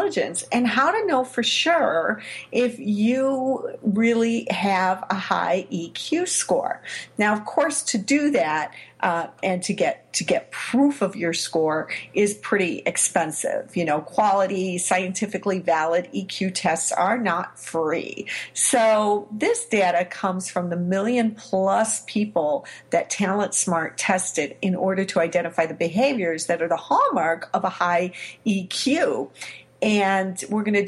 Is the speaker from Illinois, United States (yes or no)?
yes; Chicago, Illinois, United States; my hometown, Chicago, Illinois